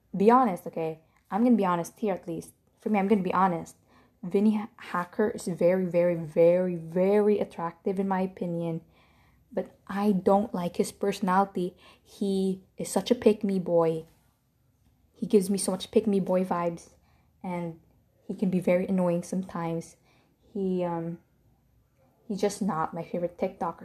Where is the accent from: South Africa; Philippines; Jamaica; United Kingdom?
Philippines; I'm Filipino